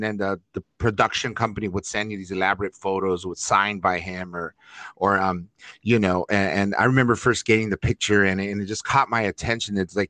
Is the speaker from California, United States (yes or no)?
yes; Los Angeles, California, United States; growing up in East Los Angeles, Northeast LA, Lincoln Heights